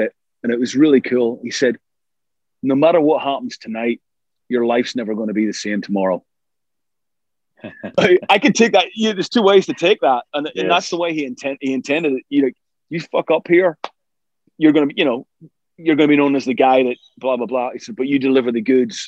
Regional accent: Ireland; We're both Irish

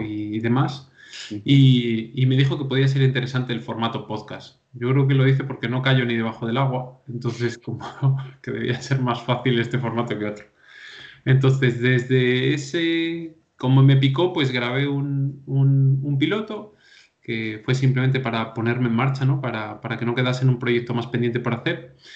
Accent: Valencia de Don Juan, Castile and León, Spain; de un pueblo de León, soy originario, de Valencia Don Juan

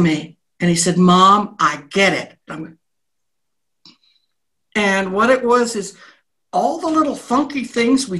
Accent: New England, United States; moved away as an adult; also born or lived in Nova Scotia; now in Mexico; I was raised in New England

